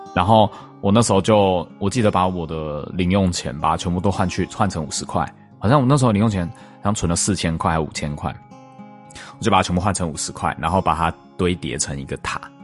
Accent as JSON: {"language": "Chinese", "region": "Taipei", "country": "Taiwan", "tie": "born or raised there", "said": "因为像我们是台北， 台北市长大的小孩嘛"}